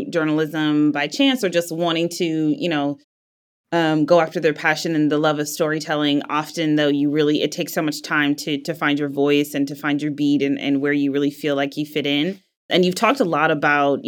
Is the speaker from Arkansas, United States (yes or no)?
no; Wisconsin, United States; moved away; I grew up in Wisconsin